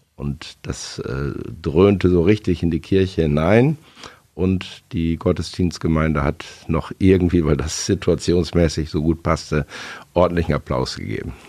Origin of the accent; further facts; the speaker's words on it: Osnabrück, Lower Saxony, Germany; bin in Osnabrück zur Schule gegangen